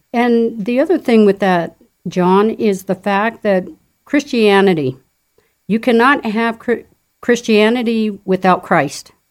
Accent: Fountain, Colorado, United States; I am a native of Colorado. I grew up in Fountain

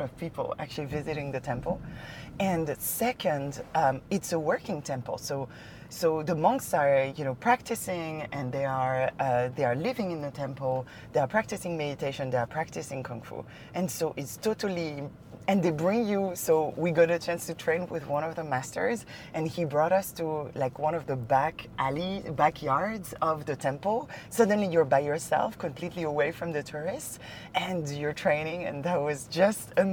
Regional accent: Paris, Île-de-France, France; moved away as an adult; now in China; I grew up in Chinatown in Paris

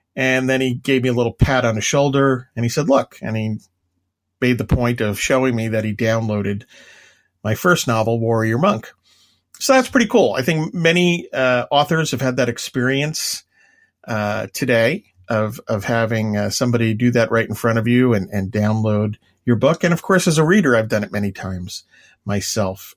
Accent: Long Island, New York, United States; I'm from Long Island

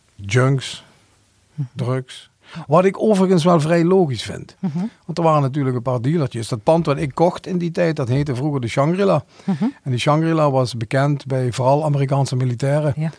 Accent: Hoensbroek, Limburg, Netherlands; Ik ben geboren in Hoensbroek

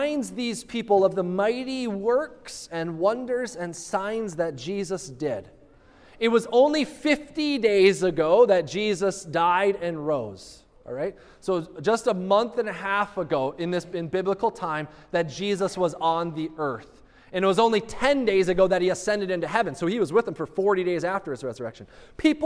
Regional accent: United States; as American readers

